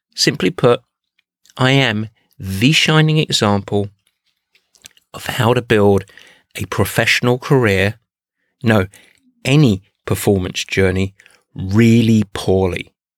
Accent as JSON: {"language": "English", "area": "Essex", "region": "East of England", "country": "United Kingdom", "tie": "born or raised there", "also_born_or_lived": "Midwest, United States", "moved": "as an adult", "lives_now": "United States", "said": "I grew up in Essex, but I came to the States in 1992"}